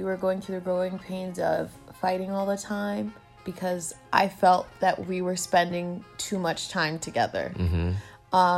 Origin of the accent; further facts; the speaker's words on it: United States; I was born in the States, but I'm also of Haitian descent because my parents were born in Haiti.